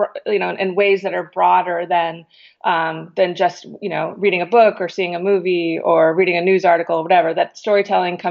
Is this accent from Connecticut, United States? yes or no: yes; Connecticut, United States; I grew up in Connecticut